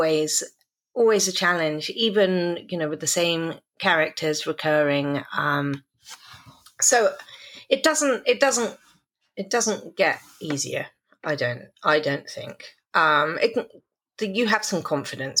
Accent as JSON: {"language": "English", "town": "Stratford-upon-Avon", "region": "West Midlands", "country": "United Kingdom", "moved": "yes", "lives_now": "New York City, United States", "said": "I come from Stratford-on-Avon"}